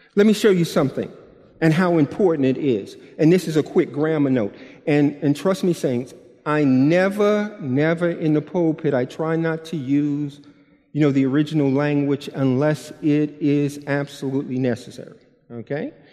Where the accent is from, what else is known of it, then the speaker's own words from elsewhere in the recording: New York, United States; I'm from New York and I teach with my body